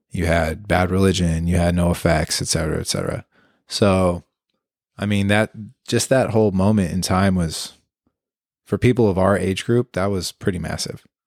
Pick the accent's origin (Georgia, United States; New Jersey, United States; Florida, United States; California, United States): California, United States; Concord; also born or lived in Santa Cruz; I'm from Concord